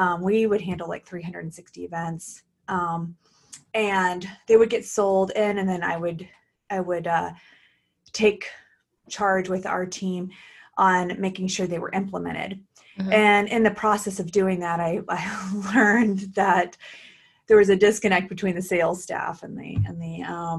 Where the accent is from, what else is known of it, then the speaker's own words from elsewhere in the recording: Oklahoma, United States; also born or lived in Portland, Oregon; now in California, United States; I was born and raised in Oklahoma and came to California by way of Portland, Oregon.